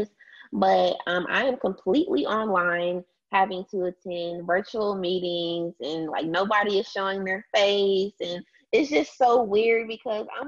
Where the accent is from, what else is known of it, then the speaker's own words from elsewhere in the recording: DeSoto, Texas, United States; I'm originally from DeSoto, Texas, Dallas, Texas, small city.